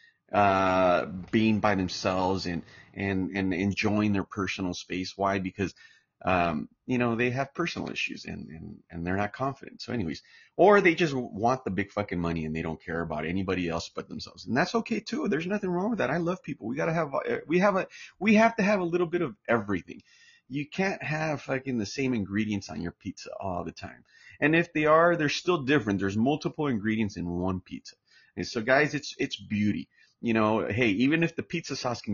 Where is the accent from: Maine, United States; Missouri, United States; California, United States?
California, United States; Santa Ana; I'm American, U.S. born in Orange County, California, straight out of Santa Ana, California